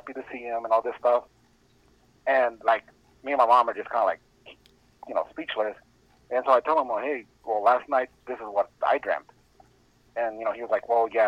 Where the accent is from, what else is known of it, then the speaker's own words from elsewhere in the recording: Escondido, California, United States; I grew up in Escondido, California, tiny little town out here in San Diego